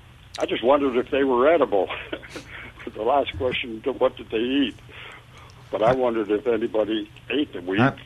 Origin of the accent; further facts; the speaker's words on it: Ontario, Canada; now in Starkville, United States; I grew up in Canada and had never even heard of a salamander. We lived on the banks of the biggest river flowing into the top of Lake Erie.